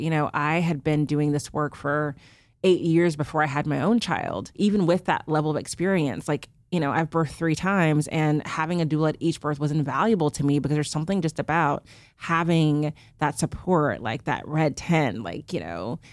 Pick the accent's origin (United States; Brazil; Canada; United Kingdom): United States; Houston, Texas; moved away; I'm from Houston, so I did this in Houston, was home for the summer